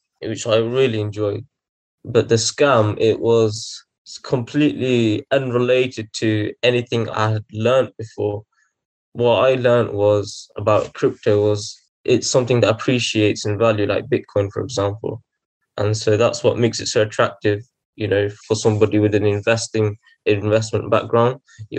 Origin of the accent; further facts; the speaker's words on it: Coventry, West Midlands, United Kingdom; I'm from Coventry